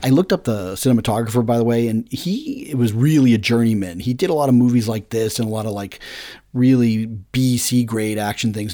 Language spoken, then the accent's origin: English; New England, United States; we're from New England